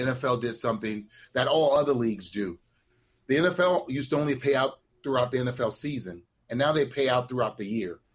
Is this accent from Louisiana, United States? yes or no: yes; New Orleans, Louisiana, United States; I'm from the Desire Projects in New Orleans, Louisiana